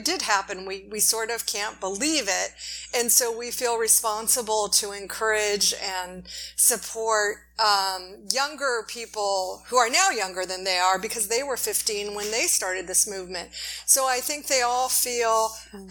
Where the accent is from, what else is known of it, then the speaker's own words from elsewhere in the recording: Los Angeles, California, United States; we're from Los Angeles